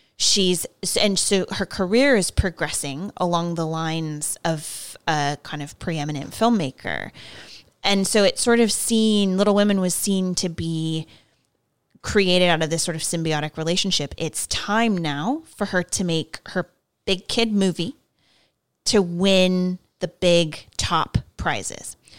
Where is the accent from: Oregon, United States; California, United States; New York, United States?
California, United States; I grew up in California